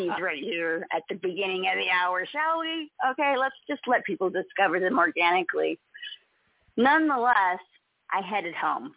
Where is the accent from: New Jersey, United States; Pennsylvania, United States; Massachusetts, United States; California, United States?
California, United States; now in Lahaina, United States; being born and raised in California